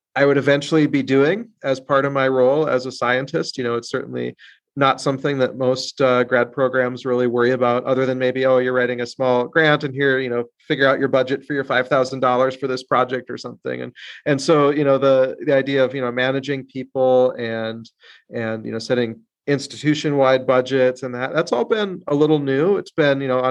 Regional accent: South Dakota, United States; I grew up in South Dakota

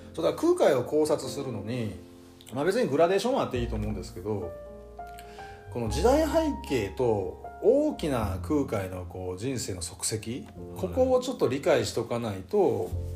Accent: Shikoku, Japan; accent: Shikoku dialect; 我々は普段四国にいて四国方言聞きながら

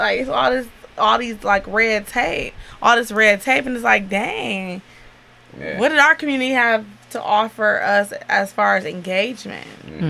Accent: South Euclid, Ohio, United States; I was born and raised in South Euclid, and I'm like, dang, South Euclid and Lyndhurst, we had to share school districts. We share everything because we're such a small community.

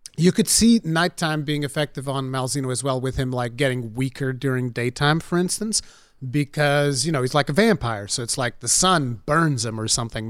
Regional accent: Portugal; English is a second language; I'm the Portuguese one

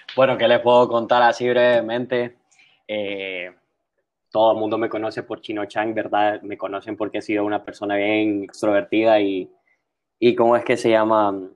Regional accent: San Pedro Sula, Cortés, Honduras; born or raised there

